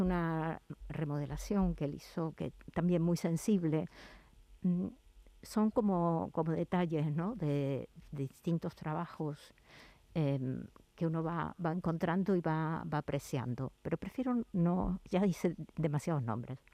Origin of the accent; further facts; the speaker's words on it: La Pampa, Argentina; moved away as an adult; now in Seville, Spain; mi ciudad de origen, de, Argentina de La Pampa